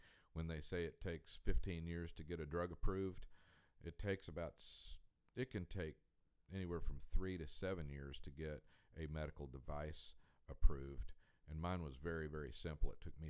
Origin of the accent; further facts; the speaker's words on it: Colorado Springs, Colorado, United States; moved away as an adult; also born or lived in Fayetteville, Arkansas; I grew up in Colorado Springs, Colorado.